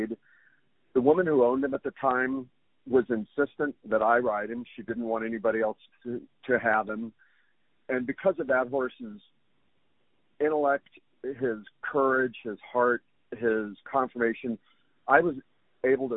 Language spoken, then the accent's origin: English; Albuquerque, New Mexico, United States; growing up in Albuquerque, New Mexico